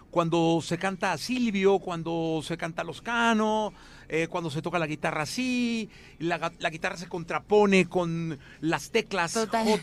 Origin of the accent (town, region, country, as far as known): Mexico